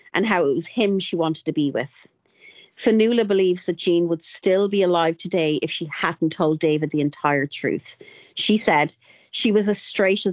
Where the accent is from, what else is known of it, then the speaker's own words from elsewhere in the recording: Longford, County Longford, Ireland; I'm from Longford and we have a well-known rivalry with Westmead